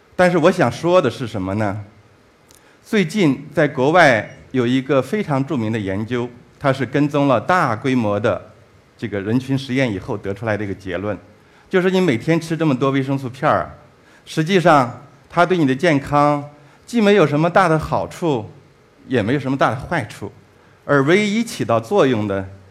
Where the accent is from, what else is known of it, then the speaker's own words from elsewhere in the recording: China; 我们中国人